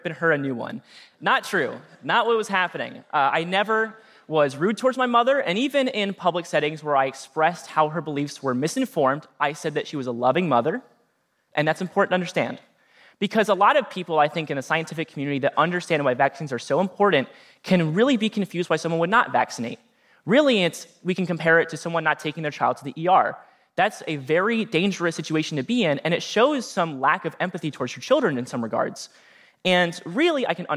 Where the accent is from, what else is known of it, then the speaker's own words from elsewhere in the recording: Norwalk, Ohio, United States; my hometown of Norwalk, Ohio.